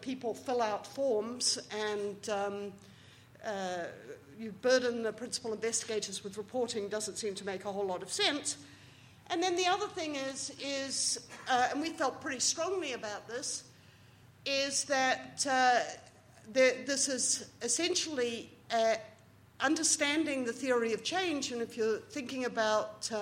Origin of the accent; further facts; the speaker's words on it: New Zealand; moved away; As a Kiwi